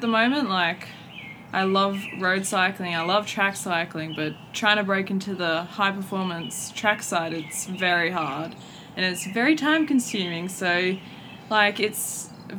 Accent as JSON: {"language": "English", "town": "Newcastle", "region": "New South Wales", "country": "Australia", "moved": "yes", "lives_now": "Adelaide, Australia", "said": "I'm originally from Newcastle, New South Wales, but I've moved down to Adelaide, South Australia"}